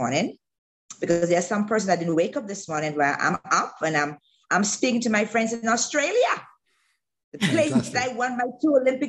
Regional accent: Bahamas; moved away as an adult; also born or lived in Alabama; I had a really great time growing up in the Bahamas as a kid.

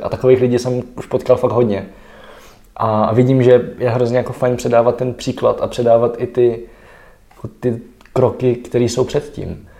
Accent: Czechia; mám kořeny v Čechách

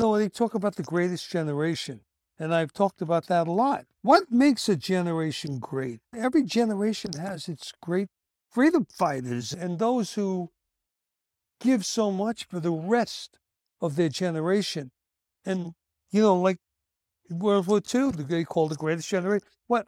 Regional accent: Brooklyn, New York, United States; I don't know what you'd call the neighborhoods I grew up in Brooklyn, but, you know, they weren't Jewish, that's for sure, man. Where I grew up was all Christian, mostly Catholic.

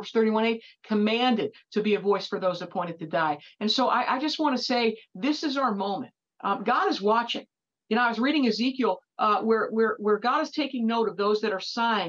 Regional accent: Ohio, United States; if I wasn't an Ohioan, or if I wasn't drawn to Florida because my husband's a Floridian

